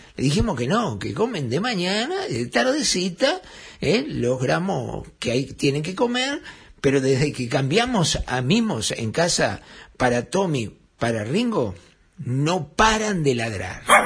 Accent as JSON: {"language": "Spanish", "country": "Uruguay"}